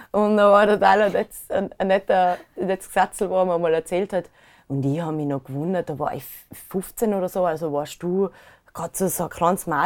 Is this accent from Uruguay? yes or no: no; Inzing, Tyrol, Austria; da war immer Beilerfestel bei uns in Inzing